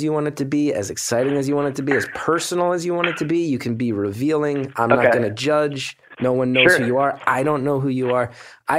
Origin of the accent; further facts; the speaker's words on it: West Orange, New Jersey, United States; I'm from West Orange, which is right next to Montclair, yeah.